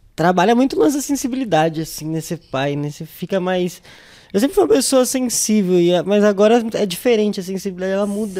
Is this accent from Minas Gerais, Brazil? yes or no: no; São Paulo, Brazil; also born or lived in Jardim Casablanca / Capão Redondo; eu sou nascido na Vila das Belezas, né, e aí conforme o tempo foi passando, eu fui vindo, fui vindo aqui mais para a região.